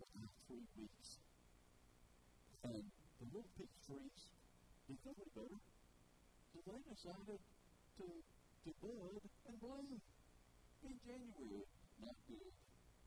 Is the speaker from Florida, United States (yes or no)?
no; Bells, Tennessee, United States; also born or lived in Memphis / Jackson; I grew up in Bells, I grew up in the farm